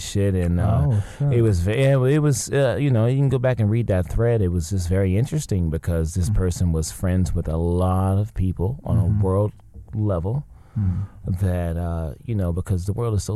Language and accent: English; the South, United States; moved away as an adult; now in Los Angeles, United States; growing up in the South